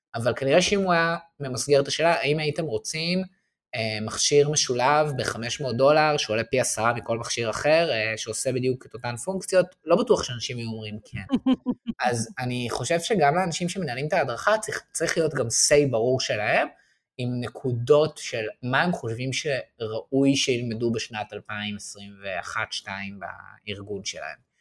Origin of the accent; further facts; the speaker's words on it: Israel; also born or lived in Paris, France; אנחנו גם בתור ישראלים